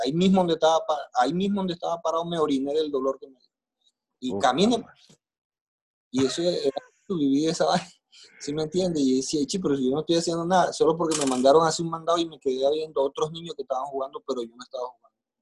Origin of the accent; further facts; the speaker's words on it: Maicao, La Guajira, Colombia; nací en Maicao, Guajira, aquí en Colombia